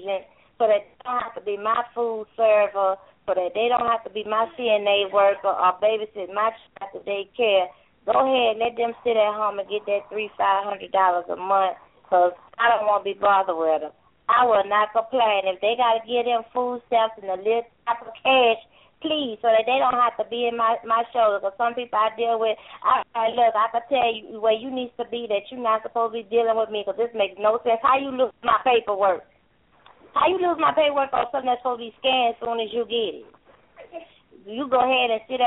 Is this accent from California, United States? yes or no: no; Louisiana, United States; I'm from Louisiana